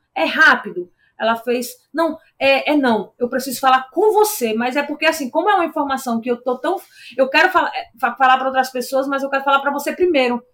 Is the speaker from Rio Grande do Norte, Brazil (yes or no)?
yes; Natal, Rio Grande do Norte, Brazil; João Pessoa era perto da minha cidade natal. E aí todo mundo foi ver suas famílias e tal, eu fui para Natal também.